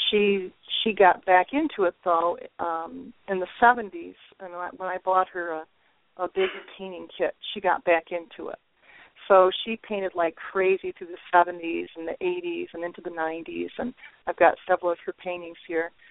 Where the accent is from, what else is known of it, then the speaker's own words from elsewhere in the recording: Waverly, New York, United States; I grew up in uh, the village of Waverly, New York, which is where I currently live again.